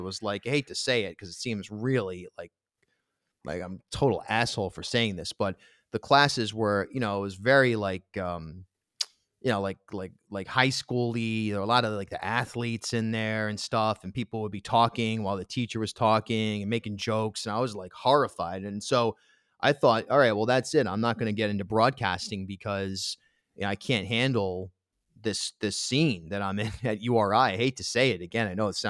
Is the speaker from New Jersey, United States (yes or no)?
no; Rhode Island, United States; moved away as an adult; also born or lived in New York; I grew up in Rhode Island.